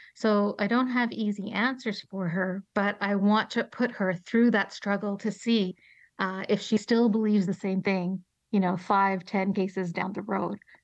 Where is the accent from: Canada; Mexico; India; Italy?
Canada; Toronto, Ontario; moved away as an adult; now in Colorado, United States; Toronto, which is my hometown